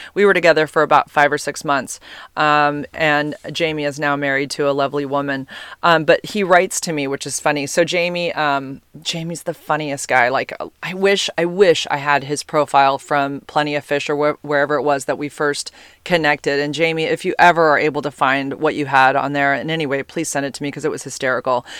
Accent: United States; accent: American; my American accent

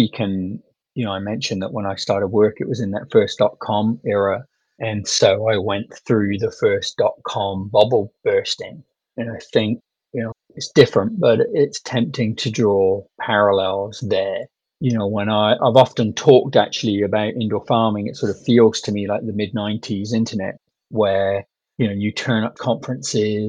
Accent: United Kingdom; now in United States; you can hear from my accent that that's where I grew up.

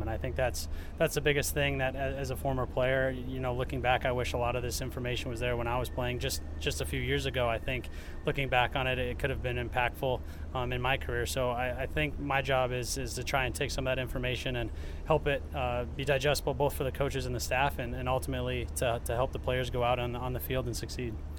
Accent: Iowa, United States; moved away as an adult; now in Cleveland, United States; growing up in Iowa and being in Cleveland and in Ohio

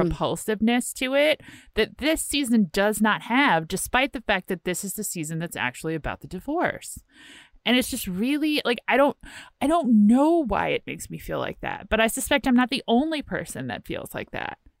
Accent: Virginia, United States; I'm from Virginia

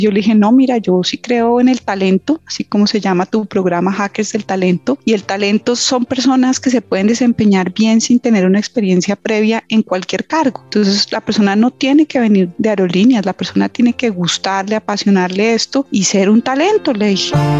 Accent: Colombia; moved away as an adult; se enfermó mi mamá y yo empecé a buscar trabajo en Colombia

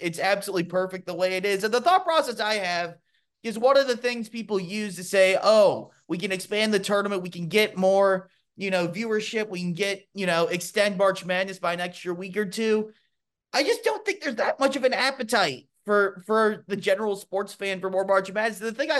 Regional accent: Louisville, Kentucky, United States; Just because I used to be that guy, you know, growing up in Louisville

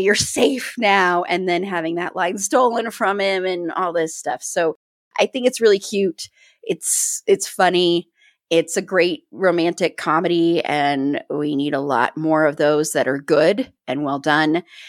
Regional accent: Colorado, United States; I'm from Colorado.

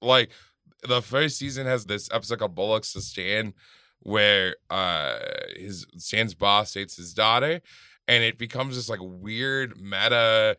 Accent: Germany; born there; I was born in East Germany.

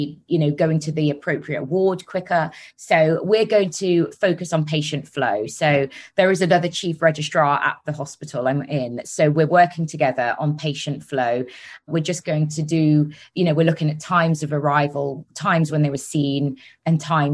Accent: Solihull, West Midlands, United Kingdom; accent: Brummie; now in London, United Kingdom; I'm actually from Solihull, which is near Birmingham.

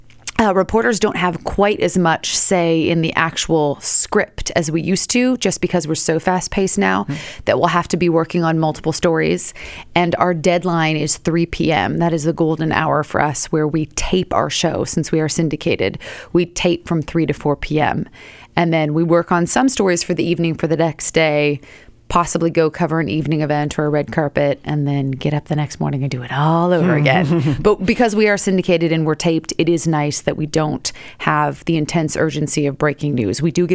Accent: Seattle, Washington, United States; moved away as an adult; now in New York City, United States; Born and raised in Seattle.

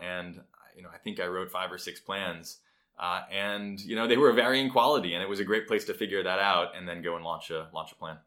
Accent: Providence, Rhode Island, United States; I grew up in Providence, Rhode Island, so not far away

